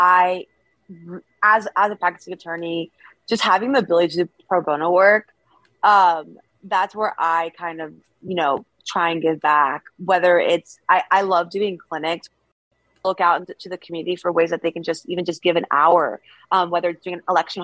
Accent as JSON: {"language": "English", "region": "East Coast", "country": "United States", "moved": "as an adult", "lives_now": "San Francisco, United States", "said": "I'm from the East Coast too."}